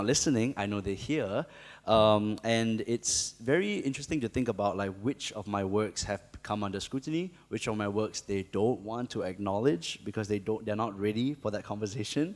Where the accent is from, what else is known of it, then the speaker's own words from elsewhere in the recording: Singapore; I am a rapper from Singapore